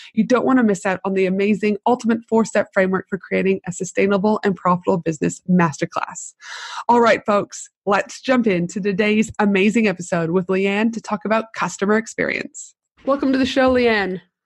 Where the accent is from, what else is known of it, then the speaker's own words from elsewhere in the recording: Canada; also born or lived in United States / Tasmania; now in Brisbane, Australia; I'm from Canada